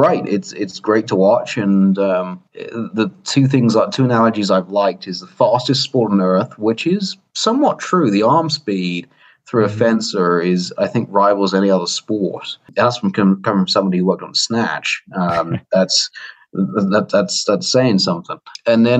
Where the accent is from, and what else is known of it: United Kingdom; accent: British; now in United States